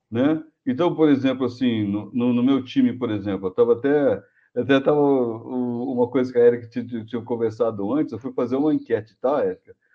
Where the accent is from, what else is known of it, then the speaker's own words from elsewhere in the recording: Brazil; eu sou brasileiro de natureza. Assim, é outra coisa, sou engenheiro e brasileiro. Então, por exemplo, assim, eu, eu tenho muito orgulho de ser brasileiro.